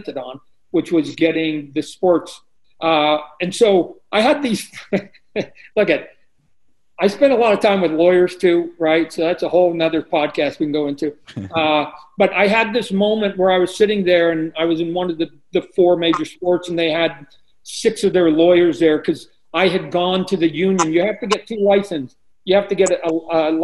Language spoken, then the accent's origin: English; Canada; moved away